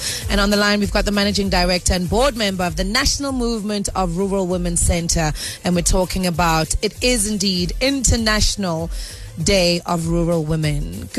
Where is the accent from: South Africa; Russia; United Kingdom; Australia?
South Africa; as a South African people, we are very deep-rooted in our culture, we are deep-rooted in our heritage